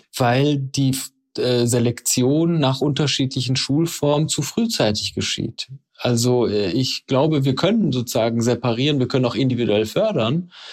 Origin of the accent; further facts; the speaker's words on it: Dorsten, North Rhine-Westphalia, Germany; moved away as an adult; also born or lived in Iran / Trier / Sweden; da bin ich aufgewachsen. Allerdings bin ich im Iran geboren. Die ersten fünf Jahre meines Lebens habe ich im Iran verbracht und dann bin ich in Dorsten aufgewachsen